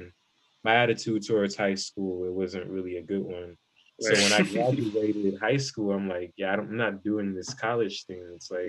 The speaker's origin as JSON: {"language": "English", "town": "Columbus", "region": "Ohio", "country": "United States", "said": "I'm from Columbus, Ohio."}